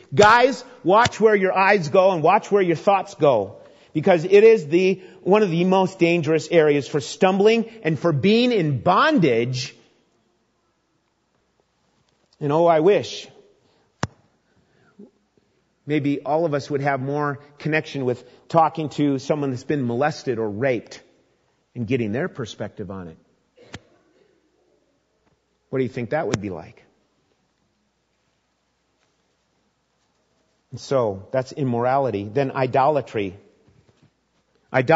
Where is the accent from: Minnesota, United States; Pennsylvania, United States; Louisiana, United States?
Minnesota, United States; As a young boy growing up in Minnesota